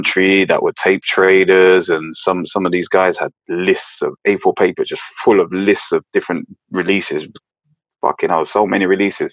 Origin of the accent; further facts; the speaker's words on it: London, United Kingdom; I was born in London.